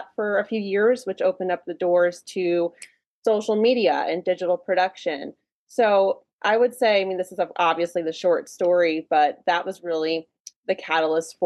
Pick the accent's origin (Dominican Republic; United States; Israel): United States; Hagerstown, Maryland; moved away as an adult; also born or lived in Los Angeles, California; I grew up in a little town called Hagerstown, Maryland, which is in Western Maryland.